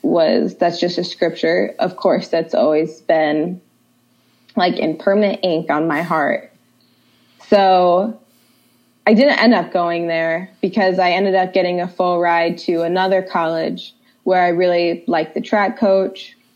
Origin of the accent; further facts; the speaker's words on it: Ohio, United States; I'm originally from Ohio